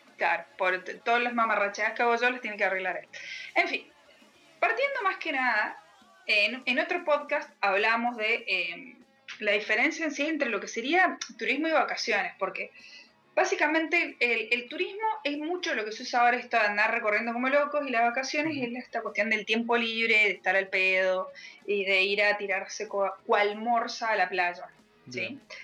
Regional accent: Mendoza, Argentina; Soy de Mendoza también, pero estoy mucho más al

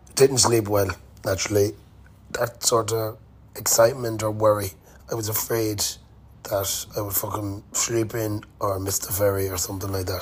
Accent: Ireland

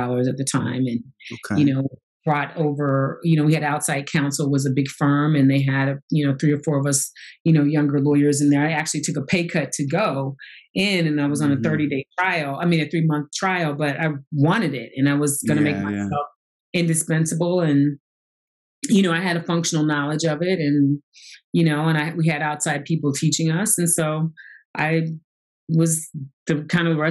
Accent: St. Louis, Missouri, United States; moved away as an adult; I grew up in St. Louis. I am from St. Louis, Missouri.

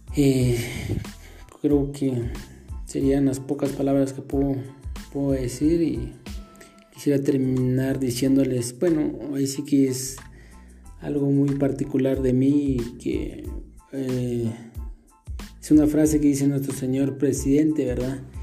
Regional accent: Santa Clara La Laguna, Sololá, Guatemala; soy de Santa Clara La Laguna, del departamento de Solola

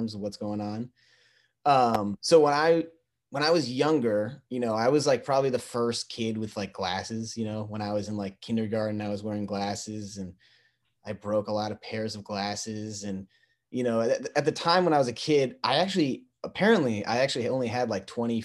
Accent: New York City, New York, United States; I grew up in Brooklyn, New York.

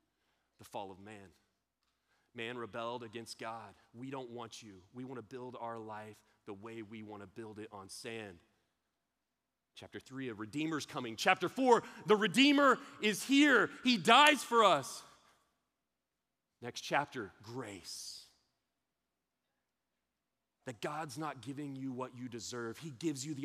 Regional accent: Austin, Texas, United States; I'm from Austin. We're a little hippie

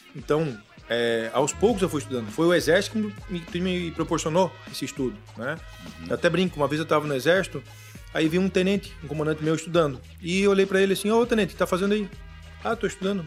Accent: Florianópolis, Santa Catarina, Brazil; also born or lived in Carazinho, Rio Grande do Sul; natural de Carazinho, no Rio Grande do Sul. Vim Bacana. pequenininho pra cá, aqui pra Floripa

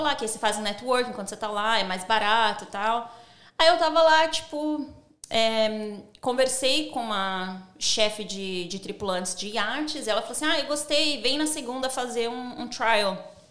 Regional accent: São Paulo, Brazil; moved away as an adult; also born or lived in United States / Dubai / Ireland / Spain; now in Sydney, Australia; eu sou do Grajaú. Grajaú não tem, tipo, pessoas ricas, né?

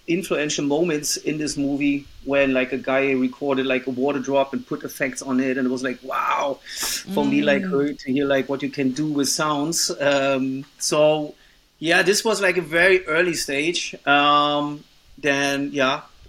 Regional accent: town 45-50 km east of Berlin, Brandenburg, Germany; English is a second language; my hometown, which is actually like just 50 kilometers, 45 in the east of Berlin

